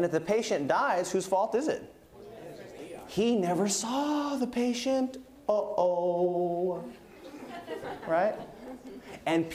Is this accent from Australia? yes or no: no; United States; I'm American